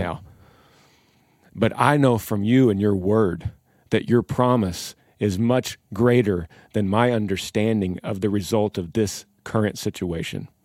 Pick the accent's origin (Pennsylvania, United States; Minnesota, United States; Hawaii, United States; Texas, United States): Texas, United States; we are the band from Texas